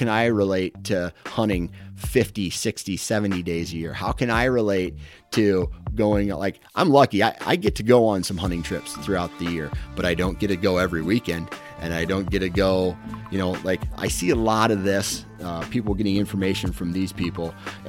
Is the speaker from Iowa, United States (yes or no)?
yes; Iowa, United States; I'm from Iowa, dude.